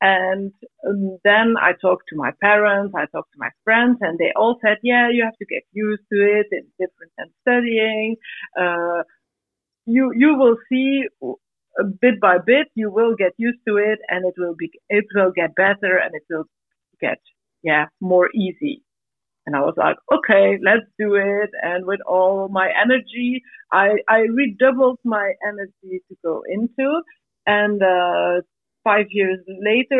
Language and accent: English; Belgium; I come from Belgium.